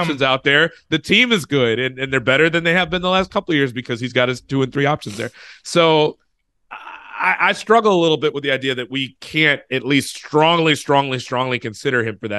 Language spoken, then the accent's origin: English; United States; I was from the States